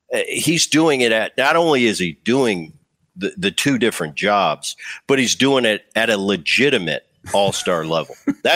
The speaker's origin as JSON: {"language": "English", "region": "New Jersey", "country": "United States", "tie": "born or raised there", "said": "I grew up in Jersey, just over the bridge."}